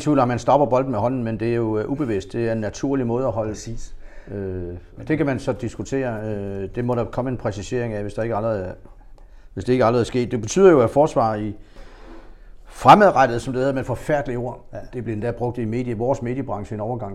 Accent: Funen, Southern Denmark, Denmark; vi er fra Fyns herlige land

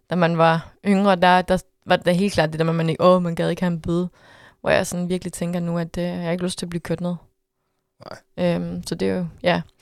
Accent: Jutland, Denmark; jeg ved godt, hvor jeg er fra. Jeg er fra Jylland.

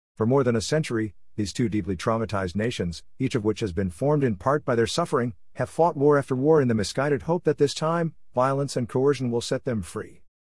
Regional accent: United States; I'm an American Jew with deep and strong connections to the people, state, and land of Israel

